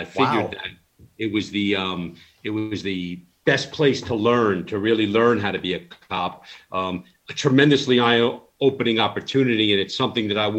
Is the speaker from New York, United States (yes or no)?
yes; Long Island, New York, United States; I grew up on Long Island, New York, born in 79.